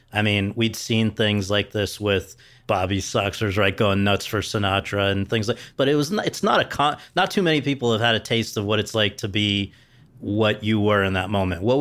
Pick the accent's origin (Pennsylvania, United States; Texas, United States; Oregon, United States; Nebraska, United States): Pennsylvania, United States; Philadelphia; You know, I'm a kid from South